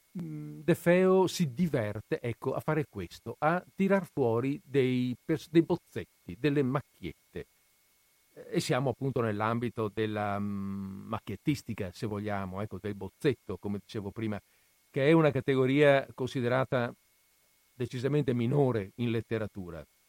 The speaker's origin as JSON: {"language": "Italian", "country": "Italy"}